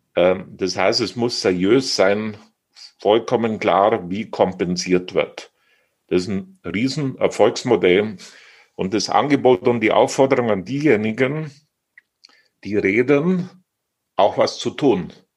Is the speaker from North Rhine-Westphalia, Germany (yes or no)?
no; Oberstdorf, Bavaria, Germany; meine Heimat